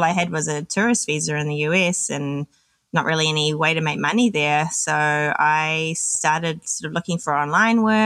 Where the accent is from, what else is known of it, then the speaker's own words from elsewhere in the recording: New Zealand; moved away as an adult; also born or lived in Australia / London; So I'm originally from New Zealand. When I was 21, I moved to Australia